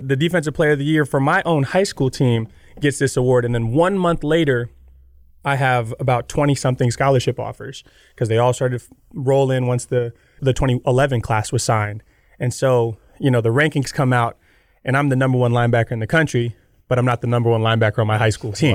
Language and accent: English; Gator Country, Florida, United States; moved away as an adult; I grew up in Gator Country